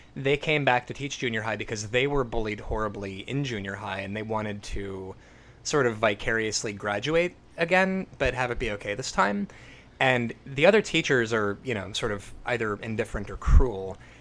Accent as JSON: {"language": "English", "country": "United States", "said": "me as an American"}